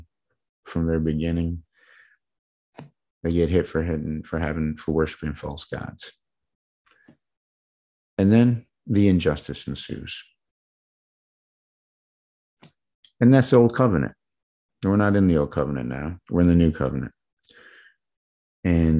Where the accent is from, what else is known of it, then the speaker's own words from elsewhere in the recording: Midwest, United States; I was growing up in the Midwest